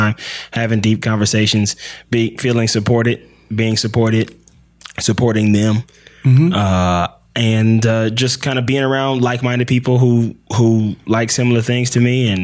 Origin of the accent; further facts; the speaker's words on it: Los Angeles, California, United States; also born or lived in Pascagoula, Mississippi; I grew up in Los Angeles, California. Born in Pascagoula, Mississippi. Stayed there until I was about 9 years old.